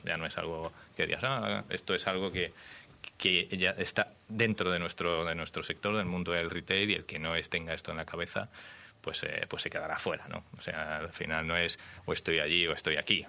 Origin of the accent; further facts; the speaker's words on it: Badajoz, Extremadura, Spain; Yo soy extremeño, de Badajoz